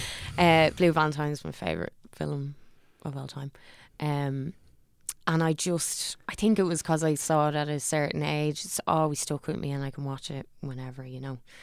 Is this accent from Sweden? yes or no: no; Dublin, Leinster, Ireland; also born or lived in Lucan; I'm from Parma's town